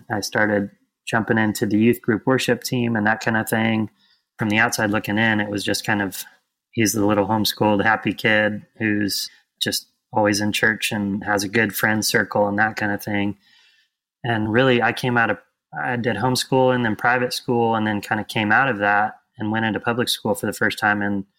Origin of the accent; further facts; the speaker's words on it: West Coast, United States; I grew up over on the West Coast, kind of all over the West Coast, really.